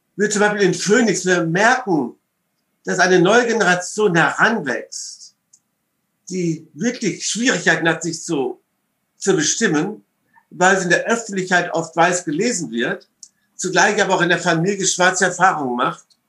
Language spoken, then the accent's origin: German; Essen, North Rhine-Westphalia, Germany; born or raised there; also born or lived in London, United Kingdom / Duisburg